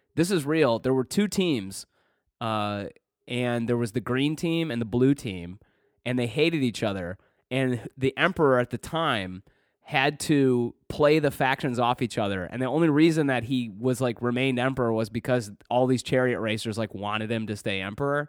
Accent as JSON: {"language": "English", "region": "Michigan", "country": "United States", "moved": "yes"}